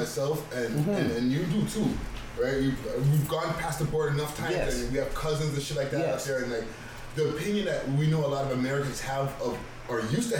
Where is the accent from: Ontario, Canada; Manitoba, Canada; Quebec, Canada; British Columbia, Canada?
Quebec, Canada; Montreal; now in Toronto, Canada; because I'm a Toronto nigga. I'm an import because I'm from Montreal, but I'm a Toronto nigga.